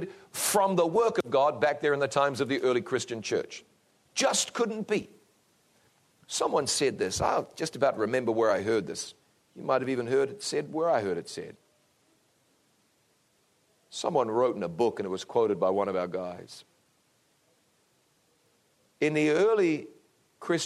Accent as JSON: {"language": "English", "country": "New Zealand", "said": "New Zealand, my home country"}